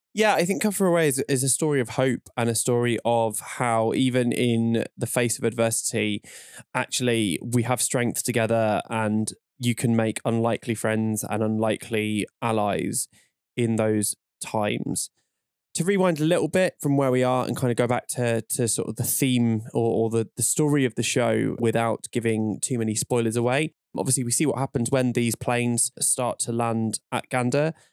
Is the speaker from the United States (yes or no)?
no; London, United Kingdom; I'm from North London